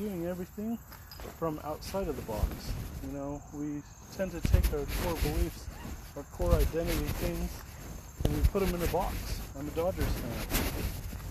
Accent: Utah, United States; born or raised there; moved away

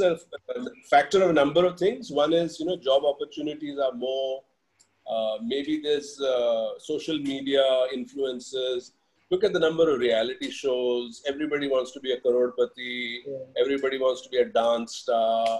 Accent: India; moved away as an adult; also born or lived in Australia; being Indian and being in our country

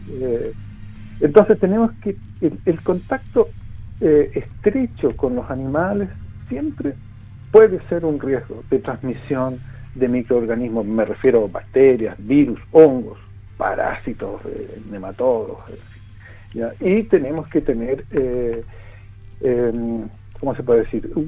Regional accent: Chile; como chilenos tenemos una concepción del riesgo

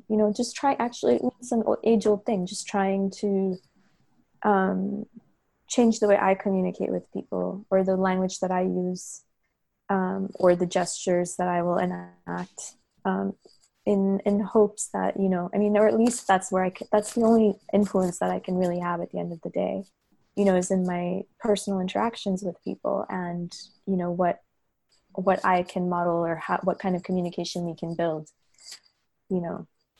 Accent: Hyderabad, Sindh, Pakistan; Another one was being in Pakistan, actually, probably by myself in 2014. So I'm from Hyderabad, but I came to, record and document in the Dargahs

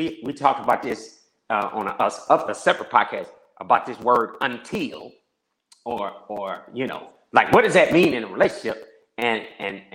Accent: Peoria, Illinois, United States; moved away; I'm from Peoria, Illinois

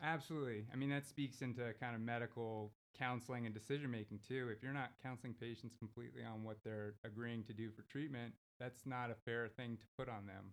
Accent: Houston, Texas, United States; also born or lived in Los Angeles, California; now in Abilene, United States; I work and live out of Abilene, but I was born and raised in Houston.

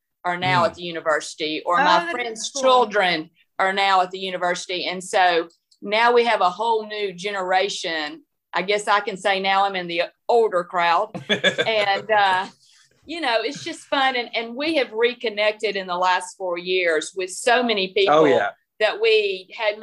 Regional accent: Southeast Arkansas, United States; I'm from Southeast Arkansas, it was six or more hours to get to Fayetteville

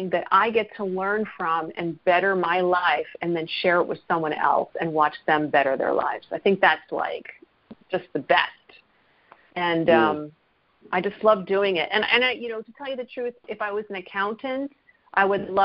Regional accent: New Jersey, United States; I am from New Jersey

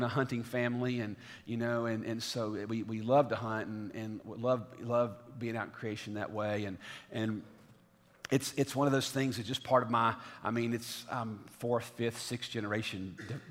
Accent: the South, United States; now in Franklin, United States; growing up in the South

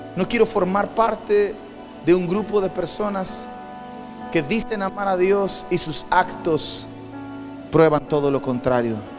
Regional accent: Campeche, Mexico; Crecí en un barrio en Campeche, en el barrio de San Román.

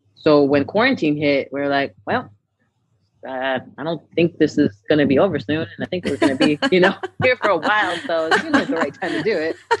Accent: Brownsville, Texas, United States; moved away as an adult; also born or lived in Los Angeles, California; growing up in Brownsville, Texas

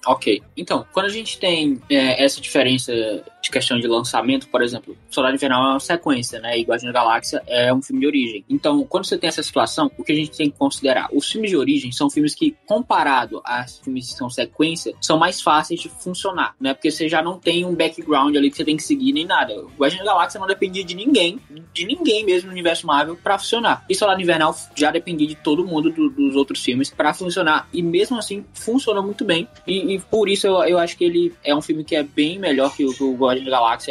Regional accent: Ceará, Brazil; nasci no Ceará

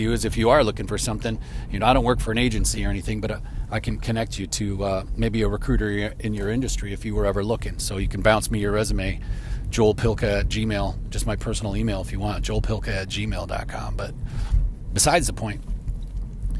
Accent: Chicago, Illinois, United States; moved away; I'm from the Chicago area

